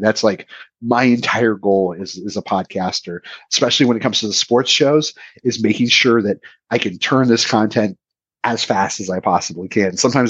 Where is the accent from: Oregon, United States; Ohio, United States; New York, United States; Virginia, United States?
Oregon, United States; especially as someone growing up in Oregon